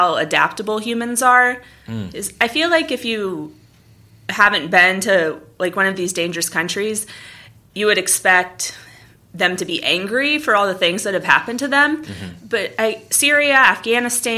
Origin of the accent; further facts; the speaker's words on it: United States; I was from the United States